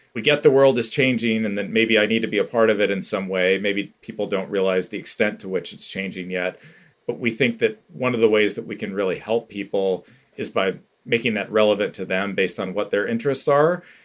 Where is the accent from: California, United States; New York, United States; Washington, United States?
California, United States; Bay Area; moved away as an adult; also born or lived in San Francisco; now in Bend, United States; I now live in Bend, Oregon, but I grew up in the Bay Area and previously lived in San Francisco for many years